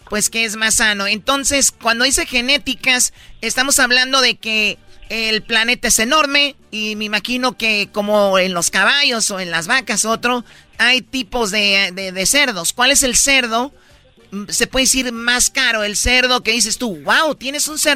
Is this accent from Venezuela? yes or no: no; Tepatitlán, Jalisco, Mexico; Sí, bueno, yo soy de Tepatitlán, estamos como que eh, ahí tenemos a Guadalajara en el centro